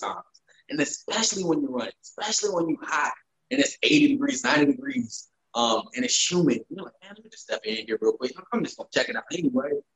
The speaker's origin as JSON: {"language": "English", "region": "the South", "country": "United States", "tie": "born or raised there", "said": "I grew up in the South and I grew up shooting guns um, in big, wide country fields"}